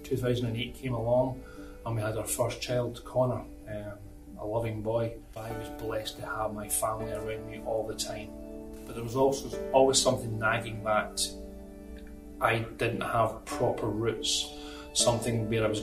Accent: Scotland, United Kingdom; moved away; I'm originally from Scotland

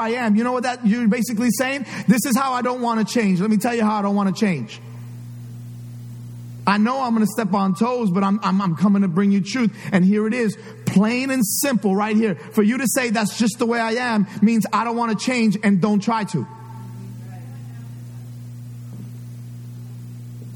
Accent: New York City, New York, United States; I grew up in New York City. A lot of stuff happened that I can't forget. The Bronx is in me.

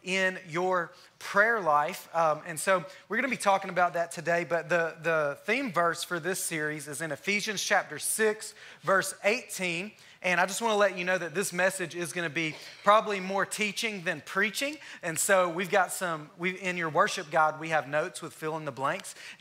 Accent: Alabama, United States; moved away as an adult; now in Texas, United States; I'm from Alabama. I've been here in Texas for 3.5 years now.

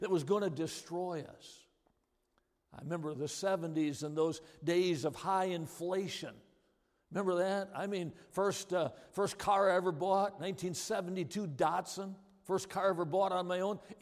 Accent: Watertown, Wisconsin, United States; I grew up in Watertown, Wisconsin.

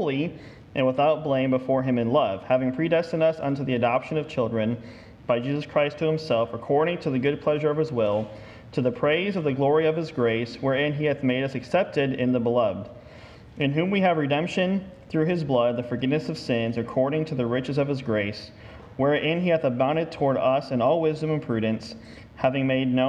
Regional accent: the North, United States; now in Texas, United States; I am a Yankee

